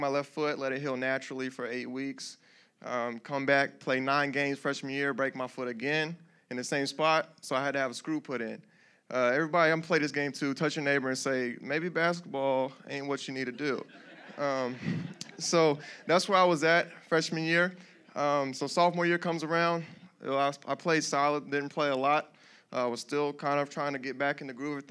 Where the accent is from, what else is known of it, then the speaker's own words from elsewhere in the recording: Greensboro, North Carolina, United States; I'm from Greensboro, North Carolina